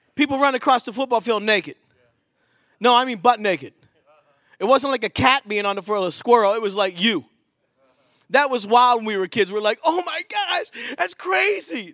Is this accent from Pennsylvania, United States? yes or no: yes; Pittsburgh, Pennsylvania, United States; moved away as an adult; also born or lived in Philadelphia / Battle Creek, Michigan; I'm from Pittsburgh